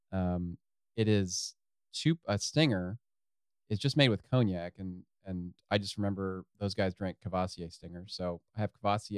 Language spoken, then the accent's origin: English; Ohio, United States; we're from Ohio.